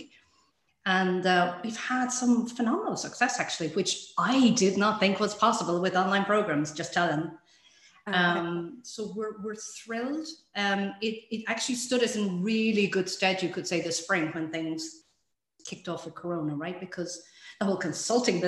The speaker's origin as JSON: {"language": "English", "country": "Ireland", "moved": "yes", "lives_now": "Sweden", "said": "I'm Irish, but living in Sweden"}